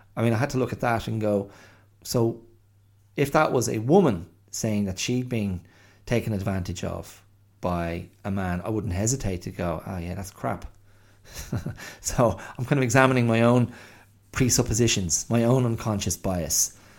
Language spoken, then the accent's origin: English; Ireland; moved away as an adult; also born or lived in Australia; I'm white, um, because I'm Irish